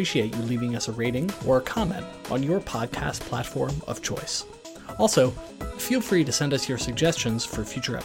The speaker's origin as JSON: {"language": "English", "region": "North Carolina", "country": "United States", "said": "I'm from North Carolina, and my mom was Welsh"}